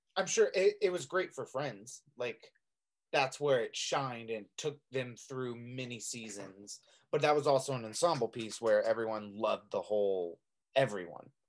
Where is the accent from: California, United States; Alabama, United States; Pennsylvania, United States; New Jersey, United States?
California, United States; Redding; my hometown of Reading